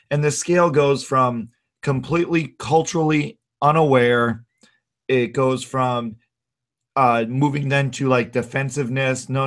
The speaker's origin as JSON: {"language": "English", "region": "Minnesota", "country": "United States", "tie": "born or raised there", "said": "Josh, you grew up in California. I grew up in Minnesota."}